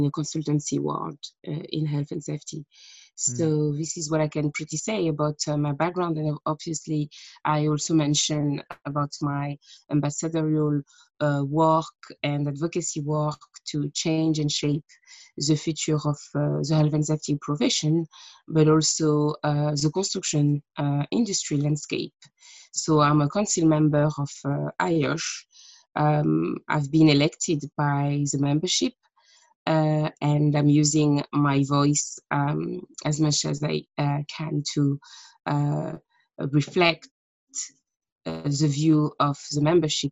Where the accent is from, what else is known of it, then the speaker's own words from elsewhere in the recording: France; English is a second language; moved away as an adult; now in United Kingdom; I was born in France an extended of time ago